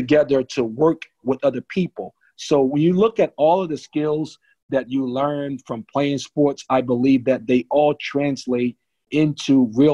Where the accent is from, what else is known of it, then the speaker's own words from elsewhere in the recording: New Jersey, United States; when I was a kid, I grew up in New Jersey